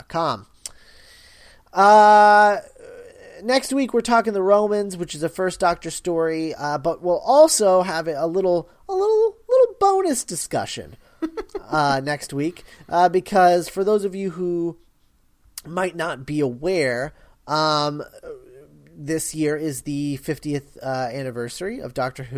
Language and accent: English; United States; I am from America